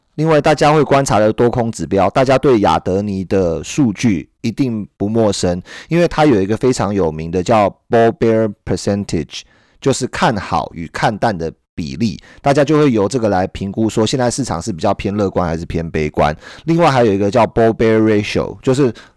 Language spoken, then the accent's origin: Chinese; Taiwan; 我们生在台湾